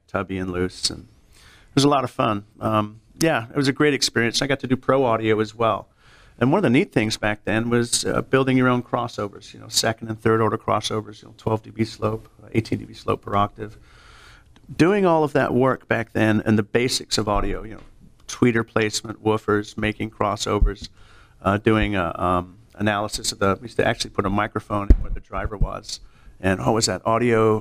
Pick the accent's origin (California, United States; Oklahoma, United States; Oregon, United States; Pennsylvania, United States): California, United States; I grew up in California